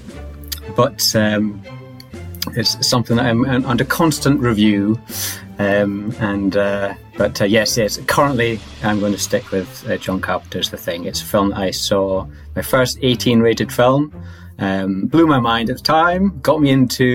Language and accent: English; Orkney, Scotland, United Kingdom; I'm from Orkney in Scotland